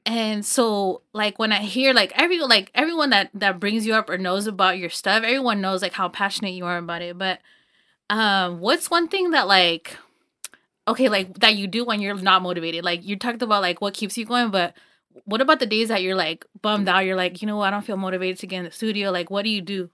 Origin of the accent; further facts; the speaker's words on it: Los Banos, California, United States; I grew up in Los Baños and it's, like, a small town